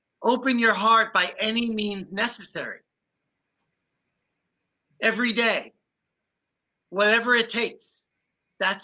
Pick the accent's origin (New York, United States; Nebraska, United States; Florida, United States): New York, United States; New York City; I grew up in the Bronx.